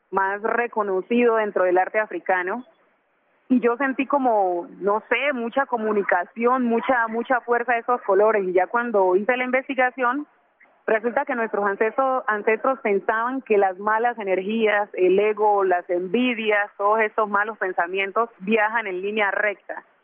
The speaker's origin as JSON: {"language": "Spanish", "region": "Chocó", "country": "Colombia", "accent": "Chocoano", "said": "aunque yo no crecí en el Chocó, no crecí en Condoto, siempre tengo muy marcado mi acento, como lo pueden"}